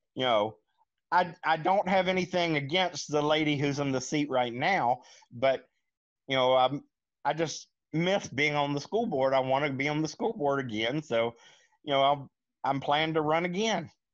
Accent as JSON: {"language": "English", "town": "Lincolnton", "region": "North Carolina", "country": "United States", "said": "I'm from Lincolnton, North Carolina"}